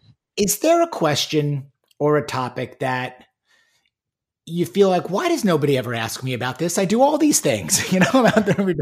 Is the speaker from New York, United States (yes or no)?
yes; New York, United States; also born or lived in Michigan; now in Houston, United States; having been born and raised in New York, going to school in Michigan, and now being in Houston, Texas